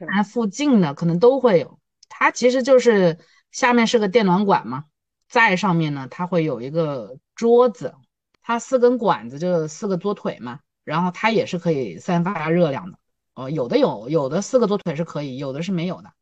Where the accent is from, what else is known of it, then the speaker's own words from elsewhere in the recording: Chenzhou, Hunan, China; moved away as an adult; now in Changsha, China; 我其实不长沙土著，我是一个湖南人，但是我是一个郴州人